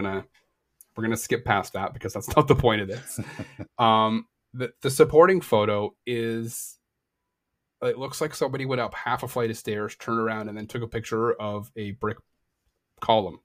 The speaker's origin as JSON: {"language": "English", "country": "Canada", "said": "I am Canadian"}